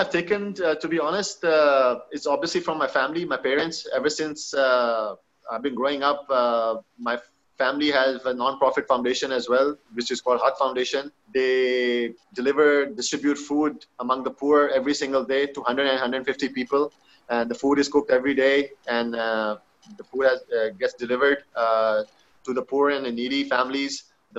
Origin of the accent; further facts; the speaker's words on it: Pakistan; English is a second language; being a Pakistani, being a Muslim, you can't even dream of that, you know?